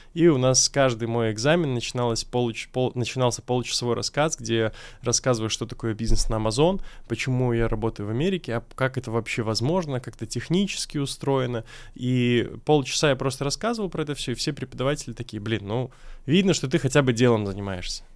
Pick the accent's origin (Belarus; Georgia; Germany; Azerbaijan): Belarus; Minsk; moved away as an adult; now in Moscow, Russia; я сам родом из Беларуси